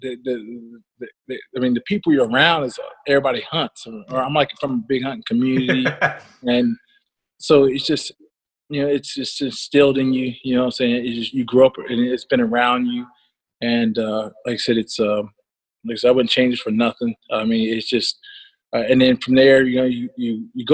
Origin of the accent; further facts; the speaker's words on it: Ohio, United States; I'm from Ohio, as you know, and you know, I'm from Big Buck Country